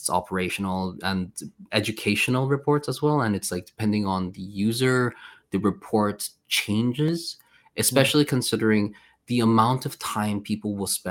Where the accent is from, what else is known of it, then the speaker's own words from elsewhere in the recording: Malmö, Skåne, Sweden; moved away as an adult; also born or lived in United Kingdom / South Korea; now in Poland; originally I'm from Sweden, right? So I lived in Sweden for a very long time. And this my city is Malmo